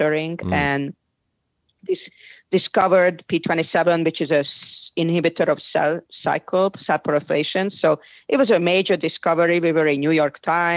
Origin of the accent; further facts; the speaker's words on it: Hungary; now in United States; growing up in Hungary